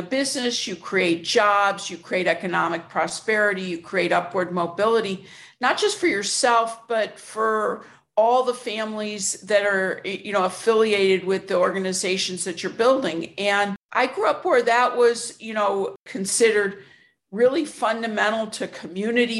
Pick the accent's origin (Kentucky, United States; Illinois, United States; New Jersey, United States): Illinois, United States; Chicago; born or raised there